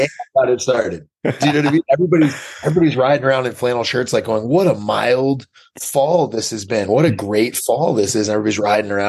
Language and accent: English; Portland, Maine, United States; Portland, Maine.